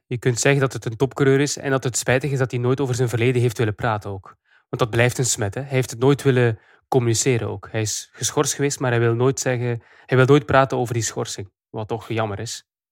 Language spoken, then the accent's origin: Dutch; Belgium; als Belgen